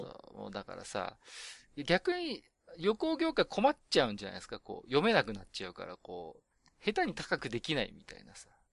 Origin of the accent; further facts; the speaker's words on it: Tohoku, Japan; 私東北の人間なんで